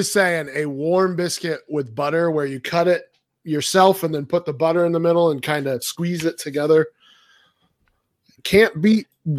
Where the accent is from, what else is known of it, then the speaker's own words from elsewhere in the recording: Colorado, United States; I'm basic and white, and I'm from Colorado.